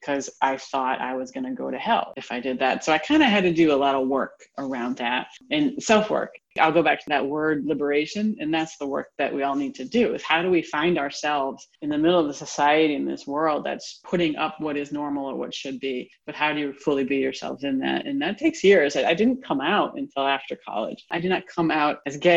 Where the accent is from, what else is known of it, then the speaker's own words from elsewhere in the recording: Rhode Island, United States; I was the first girl in the state where I grew up, Rhode Island